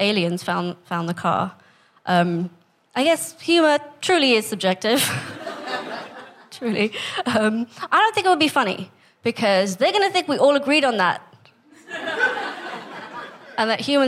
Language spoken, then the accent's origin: English; Staines, South East England, United Kingdom; also born or lived in Kenya / India; my family's from India, but I was born in Kenya, and then I grew up here in England